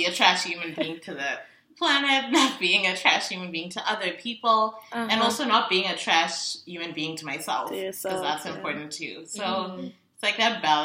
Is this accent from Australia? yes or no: no; Zimbabwe; I'm from Zimbabwe